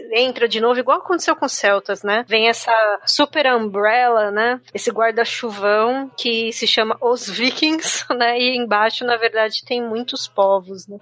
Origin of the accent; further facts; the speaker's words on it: Ireland; moved away; eu fui obrigada a aprender gaélico quando eu era criança